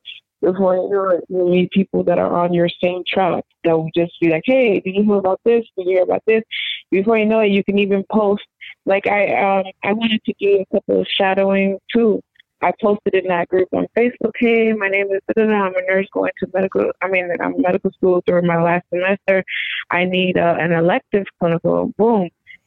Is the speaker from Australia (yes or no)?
no; Nigeria; now that I'm a doctor, I want to integrate the whole healthy transition as a Nigerian.